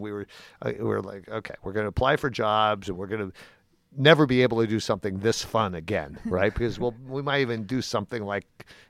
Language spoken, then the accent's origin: English; California, United States; I grew up on 29th in California, so I was right on the One California line.